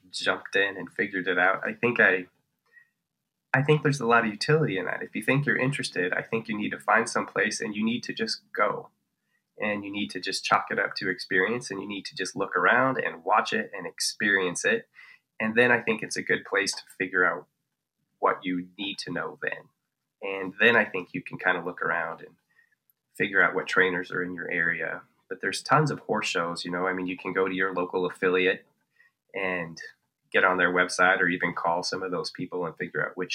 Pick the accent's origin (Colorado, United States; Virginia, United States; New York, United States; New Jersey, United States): Colorado, United States; northern; we're from Colorado and we're from northern Colorado